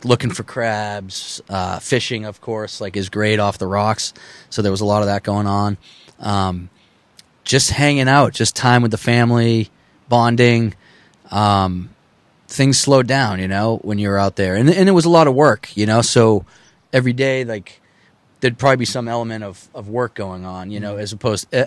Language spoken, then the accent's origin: English; Needham, Massachusetts, United States; we weren't from Hull. We're from Needham. Our family's from Needham